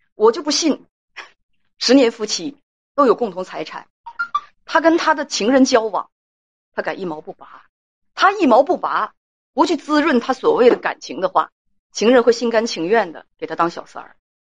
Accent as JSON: {"language": "Chinese", "region": "Heilongjiang", "country": "China", "said": "包括我们黑龙江人也有好样儿的，也有不怎么着的"}